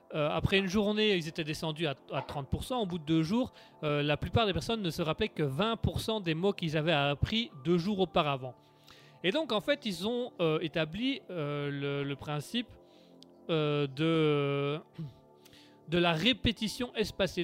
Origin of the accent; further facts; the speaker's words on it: Belgium; je venais de Belgique